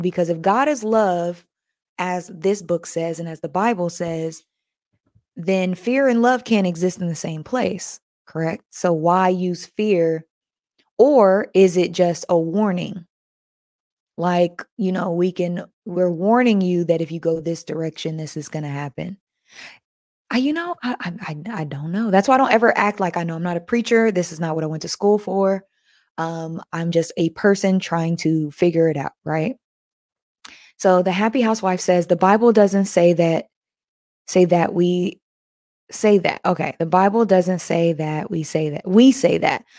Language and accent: English; United States; I was born in America